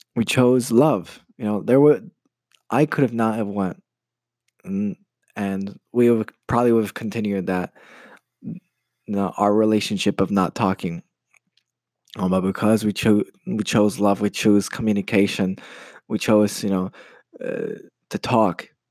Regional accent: United States; moved away as an adult; now in Poland; I'm Polish American. I grew up in the States and uh, I moved to Poland about five years ago to study

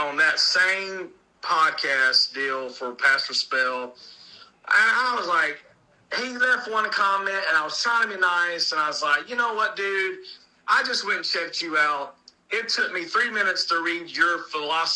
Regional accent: Acworth, Georgia, United States; the actual city is Ackworth, but we always just say Atlanta. Because I'm only like 20 miles from Atlanta

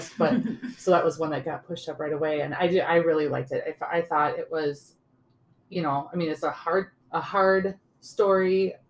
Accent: western Wisconsin, United States; I'm from the western side of the state

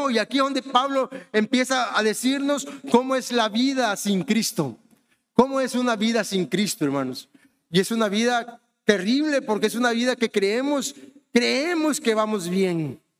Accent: Honduras; born there; also born or lived in Mexico; yo soy mexicano, pero ¿saben qué? Yo nací en Honduras, o sea que no soy mexicano de pura cepa. No tengo sangre mexicana, no, no tengo sangre mexicana, tengo sangre hondureña porque nací allá

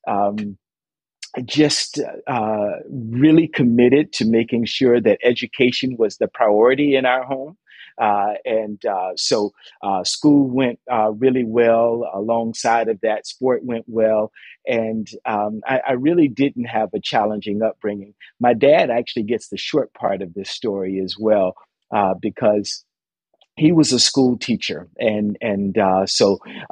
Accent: Dunedin, Florida, United States; now in Toronto, Canada; growing up in Little Dunedin, Florida.

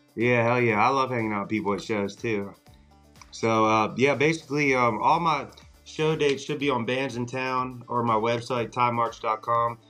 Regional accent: Carlisle, Pennsylvania, United States; I'm originally from Carlisle, Pennsylvania. It's like South Central

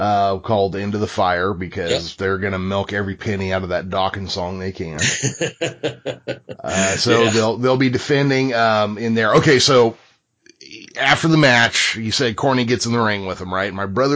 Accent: Midwest, United States; accent: Middle American; I had an accent, and I have the most Middle America, North American, you can't tell where I'm from by my accent

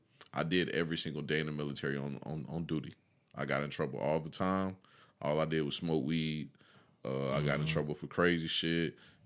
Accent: Fort Polk, Louisiana, United States; born there; Before that, I was born in Fort Polk.

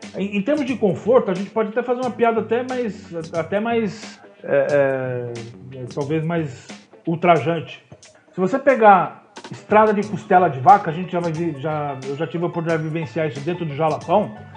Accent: Osasco, São Paulo, Brazil; Eu sou de Osasco

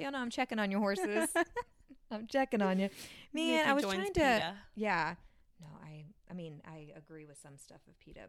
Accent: Houston, Texas, United States; I'm from Houston

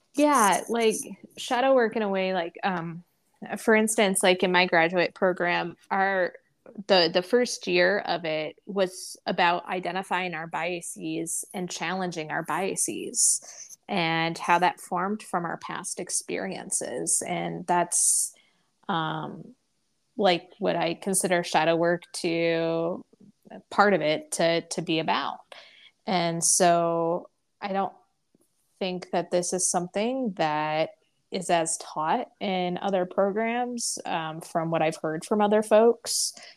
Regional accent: the Bible Belt, United States; I grew up in the Bible Belt in public schools

